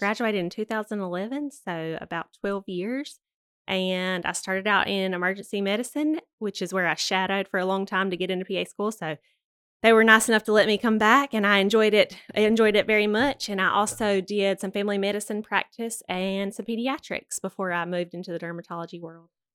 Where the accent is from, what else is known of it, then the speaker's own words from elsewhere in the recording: Douglas, Georgia, United States; I was born here in Douglas, Georgia